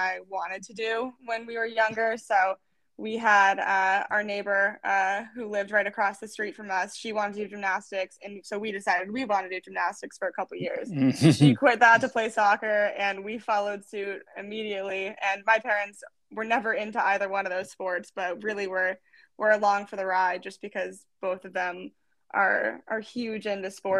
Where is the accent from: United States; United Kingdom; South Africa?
United States; Fishers, Indiana; moved away as an adult; we grew up in Fishers, Indiana